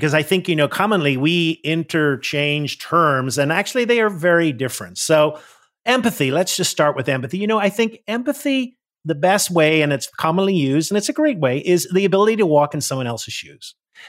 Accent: Northern Ireland, United Kingdom; now in United States; I'm from Northern Ireland and I grew up in … And when I came to the US, a lot of people pronounce it Irvine.

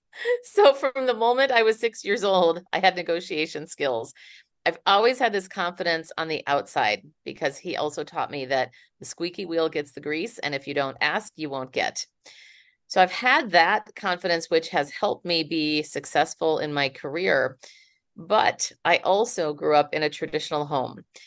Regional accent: Minneapolis, Minnesota, United States; now in San Francisco, United States; I am originally from Minneapolis, but now I live in San Francisco.

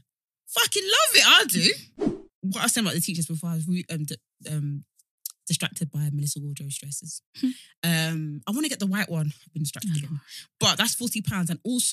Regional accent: East of England, United Kingdom; maybe some people can tell I'm from Essex

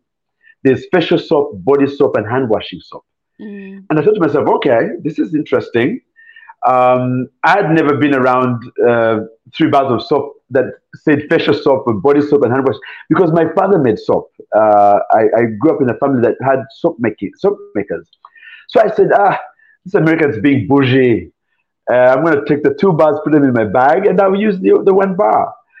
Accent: Nairobi, Kenya; moved away as an adult; also born or lived in Uganda / Philadelphia, United States; now in United States; I grew up in Nairobi then left to come to the U.S. to go to school, and where I landed into Philadelphia.

